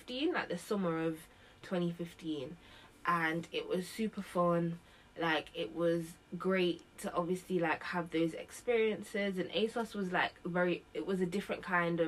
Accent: Nottingham, East Midlands, United Kingdom; moved away as an adult; now in London, United Kingdom; I moved to London from Nottingham. I'm originally from Nottingham. I came to London in like 2014 to go to uni

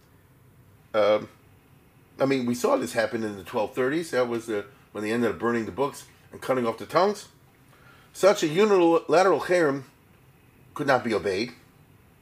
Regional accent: Baltimore, Maryland, United States; born or raised there

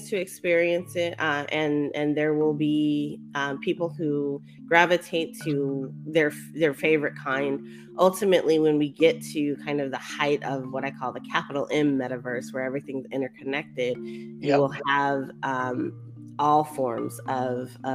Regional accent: Colorado, United States; born or raised there; also born or lived in East Coast of the US; now in East Coast, United States

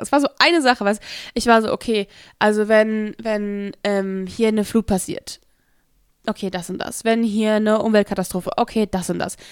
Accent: Hesse area, Germany; wo ich herkomme, aus dem Raum Hessen

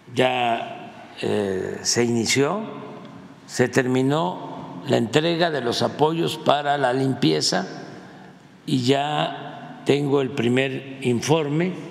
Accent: Mexico; somos los mexicanos

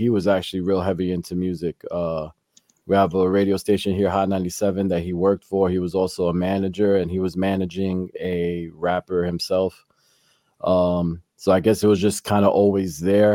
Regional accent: New York City, New York, United States; I was born and raised here in the Bronx, New York

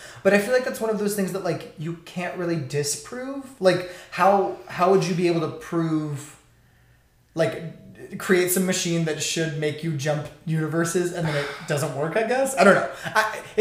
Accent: Texas, United States; I'm from Texas

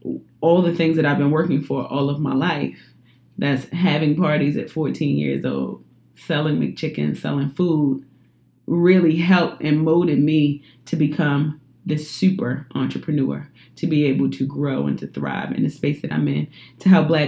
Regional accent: Baltimore, Maryland, United States; And I come from Baltimore by way of my mother's womb.

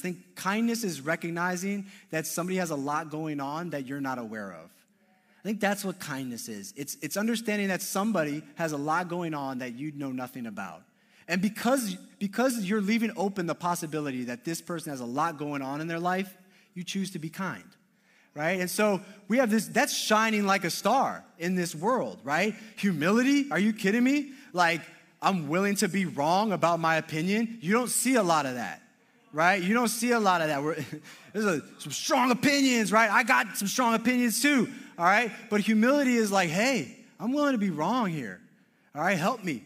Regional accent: Maryland, United States; also born or lived in Madrid / Southern Connecticut; now in Connecticut, United States; I grew up in Maryland.

